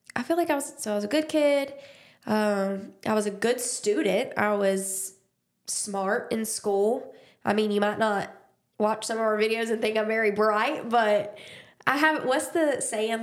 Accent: Dothan, Alabama, United States; I was born and raised in Dothan, Alabama

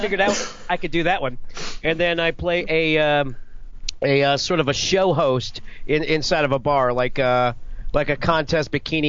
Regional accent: Clearwater, Florida, United States; now in Tampa, United States; I'm in Tampa. I grew up in Clearwater

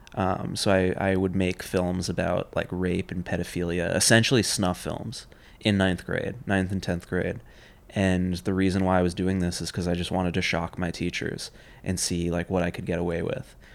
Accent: New York City, New York, United States; I grew up in Union Square. Grew up on Sixteenth Street between Fifth and Sixth Avenue

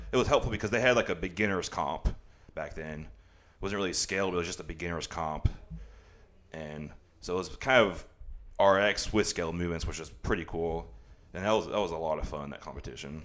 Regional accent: The Woodlands, Texas, United States; also born or lived in DeSoto, Texas / Dallas, Texas; I'm from the, from Dallas. I lived in DeSoto till I was six, and my dad's job transferred him to Houston. That's when we moved to the Woodlands

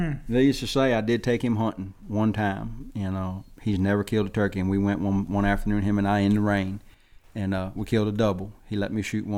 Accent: South Louisiana, United States; also born or lived in Alabama; growing up in South Louisiana

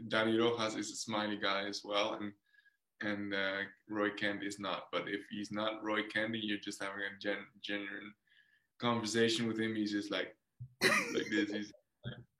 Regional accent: Netherlands; English is a second language

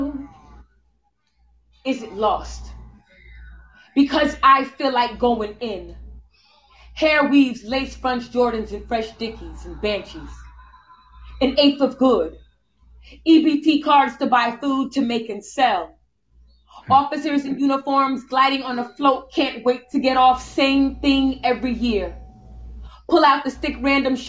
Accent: South Florida, United States; also born or lived in New Jersey; I'm originally born in New Jersey, raised in South Florida

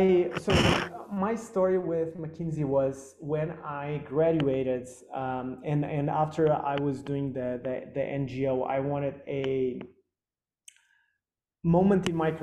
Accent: Lisbon, Portugal; born there; I was born in Lisbon and my family's Portuguese.

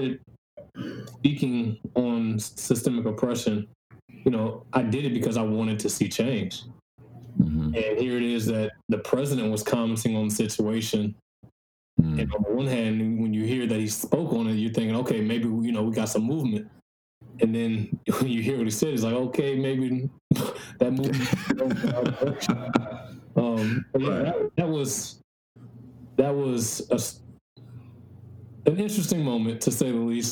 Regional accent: Prairieville, Louisiana, United States; also born or lived in Baton Rouge, Louisiana; I was born in Baton Rouge. I lived in Baton Rouge the first 2 years of my life before moving to Prairieville, which is just outside of Baton Rouge.

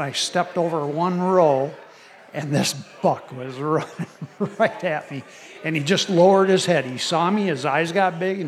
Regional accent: Iowa, United States; I'm from Iowa.

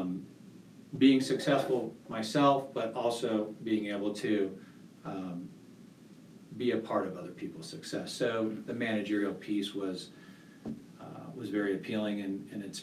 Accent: Santa Barbara County, California, United States; moved away as an adult; also born or lived in Santa Cruz, California; now in Colorado Springs, United States; I grew up in Santa Barbara County

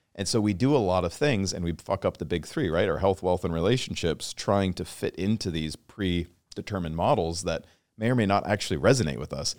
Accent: Washington, United States; I grew up in Washington State

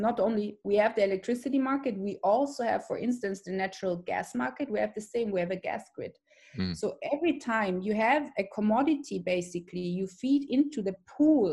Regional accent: Austria; Austria, my home country

